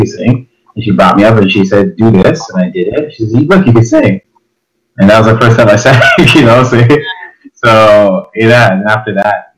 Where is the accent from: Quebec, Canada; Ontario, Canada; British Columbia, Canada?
Ontario, Canada; Toronto; My parents are from Jamaica, but I was born in Toronto. I grew up in a cool place called Chesterley